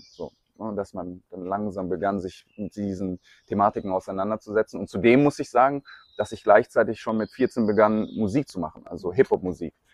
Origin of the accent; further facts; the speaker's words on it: Munich, Bavaria, Germany; ich bin in München groß geworden, habe sehr viel Zeit verbracht in München, bin immer wieder auch mal nach Indien ähm, geflogen, habe dort Zeit verbracht, aber nicht besonders viel.